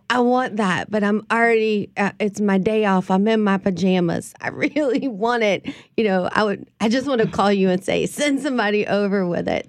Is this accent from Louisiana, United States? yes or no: yes; New Orleans, Louisiana, United States; us crazy, uh, New Orleanians